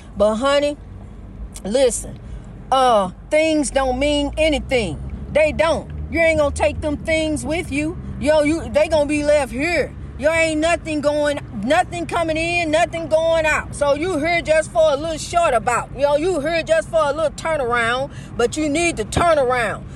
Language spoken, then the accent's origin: English; East St. Louis, Illinois, United States; my hometown of East St. Louis.